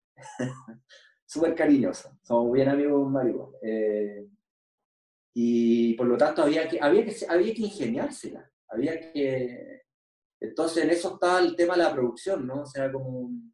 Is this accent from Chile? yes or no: yes; Chile